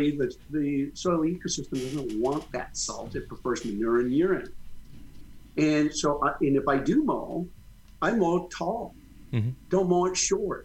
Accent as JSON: {"language": "English", "region": "New Mexico", "country": "United States", "tie": "born or raised there", "moved": "yes", "lives_now": "Missouri, United States", "said": "My home state of New Mexico"}